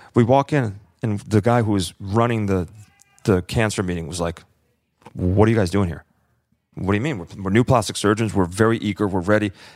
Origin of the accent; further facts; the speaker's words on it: California, United States; moved away as an adult; also born or lived in Chicago / Florida / New York; I grew up in California